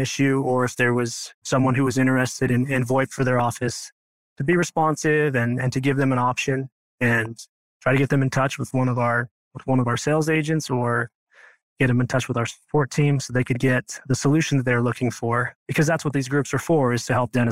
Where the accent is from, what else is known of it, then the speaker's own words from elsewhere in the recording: Idaho, United States; moved away as an adult; now in St. George, United States; I'm from Idaho. Originally, I grew up on a farm, just a very small town with a big family